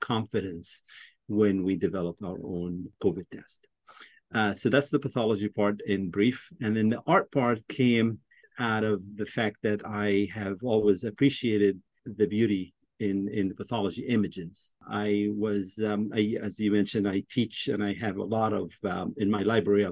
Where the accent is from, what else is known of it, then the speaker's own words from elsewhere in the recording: Egypt; moved away as an adult; also born or lived in Washington, D.C.; now in United States; I was born in Washington, D.C., but I grew up in Egypt.